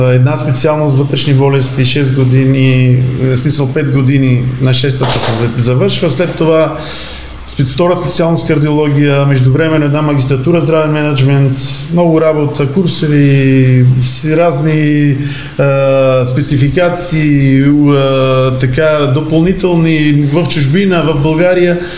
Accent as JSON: {"language": "Bulgarian", "town": "Bitola", "region": "Pelagonia", "country": "North Macedonia", "said": "аз съм от Битоли, един много така мога да кажа хубав град, около 100 000 човека, втор град Македония с добра култура, архитектура"}